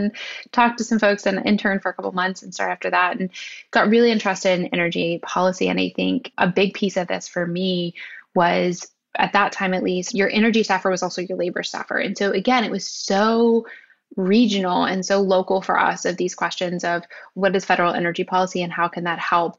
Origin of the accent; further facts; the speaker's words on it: West Virginia, United States; moved away as an adult; also born or lived in Pittsburgh, Pennsylvania; I grew up outside of Canova in a place called Barker Hill. I grew up on the land where my grandfather was literally born. My grandparents were right there. It's a small town. It's West Virginia. And really not a primary coal region, but sort of a coal shipping area near Huntington, West Virginia.